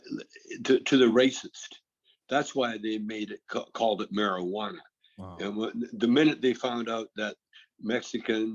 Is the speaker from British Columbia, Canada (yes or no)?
yes; British Columbia, Canada; I'm from British Columbia